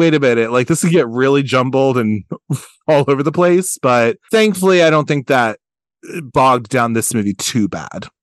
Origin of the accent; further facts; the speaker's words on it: Baltimore, Maryland, United States; we're also Baltimore guys. He's from Baltimore, I'm from Baltimore.